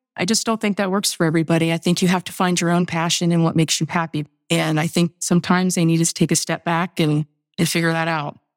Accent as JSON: {"language": "English", "region": "Indiana", "country": "United States", "tie": "born or raised there", "said": "I grew up in Indiana"}